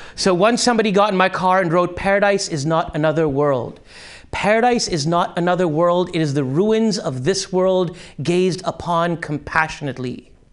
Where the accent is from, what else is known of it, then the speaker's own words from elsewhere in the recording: Karachi, Sindh, Pakistan; moved away; in Karachi, high school